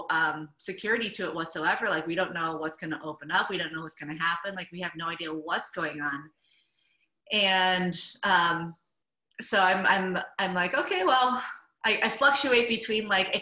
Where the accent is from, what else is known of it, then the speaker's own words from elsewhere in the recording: Michigan, United States; moved away as an adult; also born or lived in California / Asia; I'm originally from Michigan.